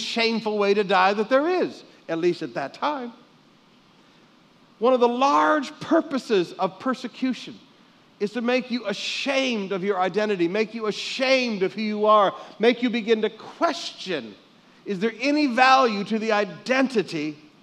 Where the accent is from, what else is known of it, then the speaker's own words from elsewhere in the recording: Michigan, United States; growing up in Michigan